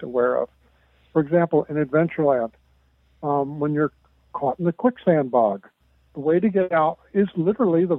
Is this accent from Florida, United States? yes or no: yes; Florida, United States; I grew up in Florida, lived in Florida, never went to Illinois